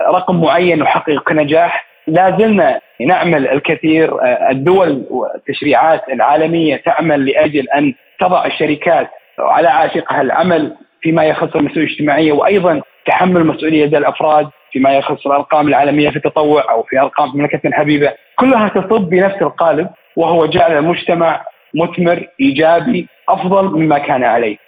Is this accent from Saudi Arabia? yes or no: yes; Saudi Arabia; من المملكة العربية السعودية